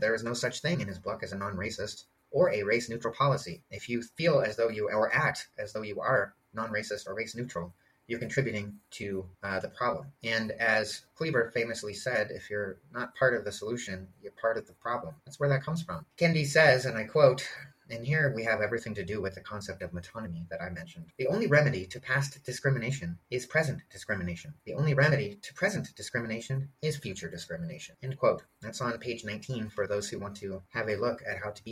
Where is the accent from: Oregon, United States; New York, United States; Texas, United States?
Oregon, United States; Portland; moved away; my hometown of Portland